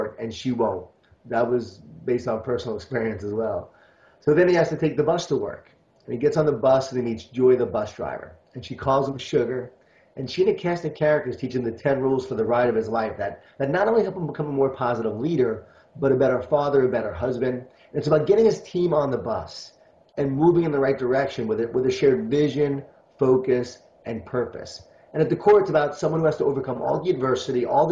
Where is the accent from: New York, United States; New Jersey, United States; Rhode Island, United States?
New York, United States; Long Island; born or raised there